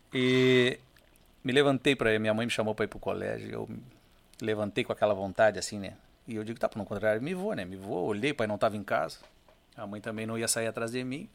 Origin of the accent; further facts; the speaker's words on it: Rio Grande, Rio Grande do Sul, Brazil; now in São José do Norte, Brazil; eu e as minhas irmãs nascemos no Rio Grande.